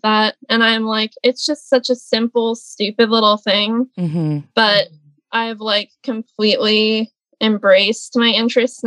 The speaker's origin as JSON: {"language": "English", "town": "Dillsburg", "region": "Pennsylvania", "country": "United States", "tie": "born or raised there", "said": "I'm from Dillsburg, Pennsylvania"}